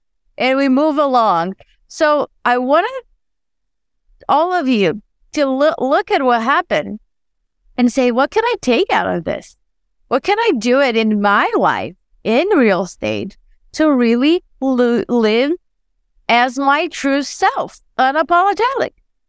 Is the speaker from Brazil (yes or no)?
yes; Brazil; born there; I was born in Brazil and I love soccer.